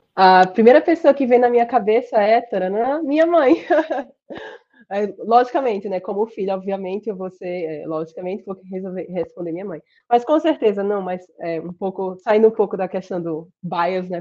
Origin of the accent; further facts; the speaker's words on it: Sergipe, Brazil; accent: Sergipe; moved away as an adult; also born or lived in Rochester, United States; now in United States; meu sotaque de Sergipe